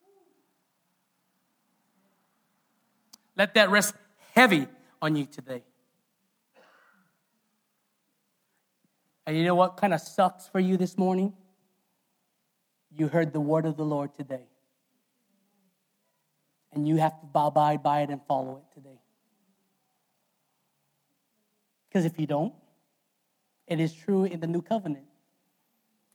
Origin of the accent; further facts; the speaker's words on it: Hawaii, United States; as a Hawaiian